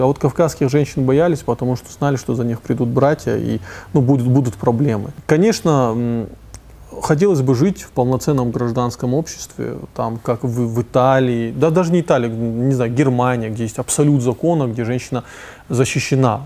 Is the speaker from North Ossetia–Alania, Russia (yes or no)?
yes; North Ossetia–Alania, Russia; also born or lived in Moscow; Из Осетии